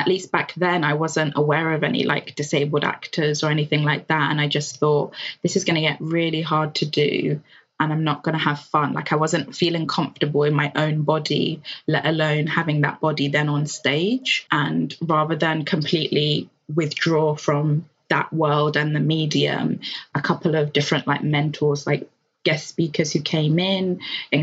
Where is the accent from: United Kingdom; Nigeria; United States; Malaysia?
Nigeria; being queer and being Black and being Nigerian